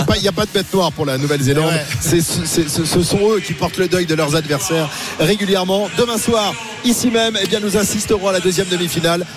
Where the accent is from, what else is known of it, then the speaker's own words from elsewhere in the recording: France; nous en tant que Français